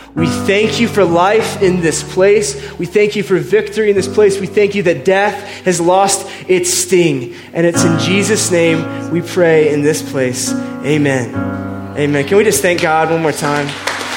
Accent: Indiana, United States; now in Colorado, United States; I grew up in Indiana, right? Just as like a, lowly Midwestern boy

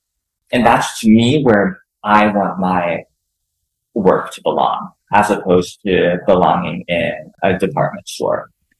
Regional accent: Cincinnati, Ohio, United States; now in Los Angeles, United States; So in 2016, I moved out to Los Angeles from Cincinnati, Ohio, and I went back to school.

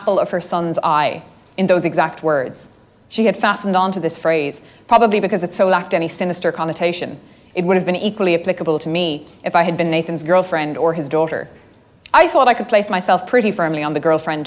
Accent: Ireland; I mean, obviously I am Irish and both my parents are Irish. I've literally always lived in Ireland. I've never lived anywhere else.

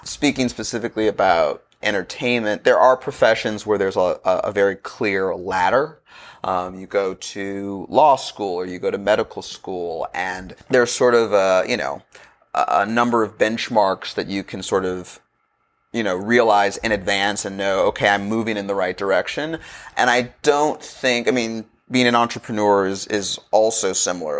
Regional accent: Los Angeles, California, United States; I grew up in Los Angeles around the time of the O J Simpson trial

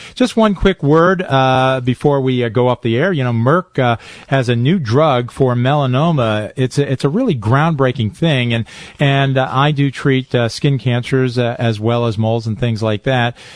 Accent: Highland Falls, New York, United States; I grew up in Highland Falls, New York.

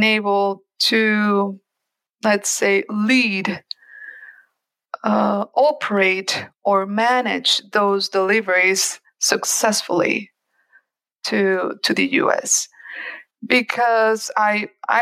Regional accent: Mexico; also born or lived in United States; I am Mexican too, I'm American too, but I'm Mexican too

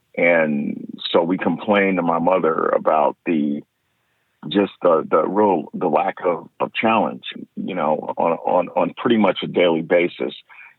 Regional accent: San Jose, California, United States; also born or lived in Fairfield, California; So I'm from San Jose, California. I was born on Travis Air Force Base in Fairfield, California.

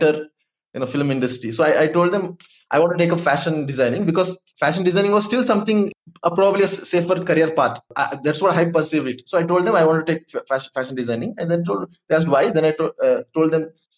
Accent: Madikeri, Karnataka, India; I'm from Madikeri, so it's a very small town.

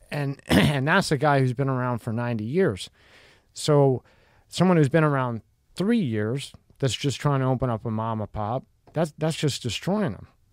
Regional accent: Pennsylvania, United States; I grew up in Pennsylvania.

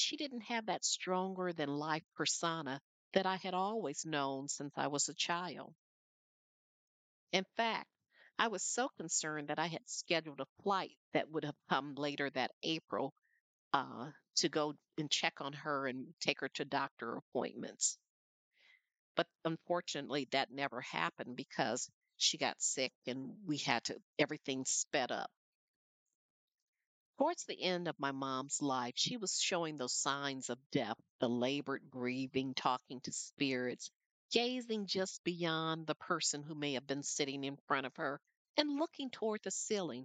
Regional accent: Flint, Michigan, United States; When I was growing up in Flint, Michigan

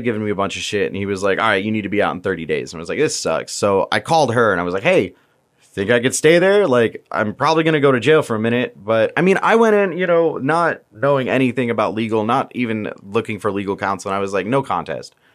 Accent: Virginia, United States; moved away as an adult; also born or lived in Tampa, Florida; now in Florida, United States; we're from Virginia

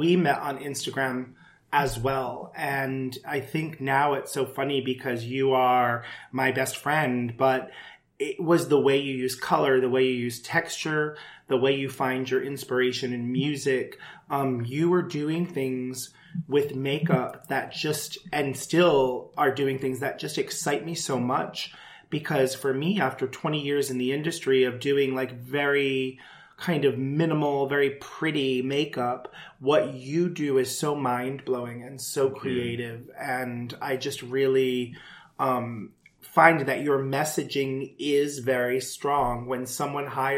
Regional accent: Rhode Island, United States; moved away; also born or lived in New York City; I grew up in Rhode Island

